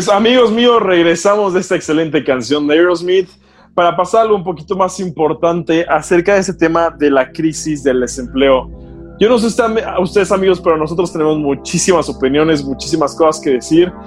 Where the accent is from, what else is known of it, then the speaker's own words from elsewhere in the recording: Mexico; nosotros como, como mexicanos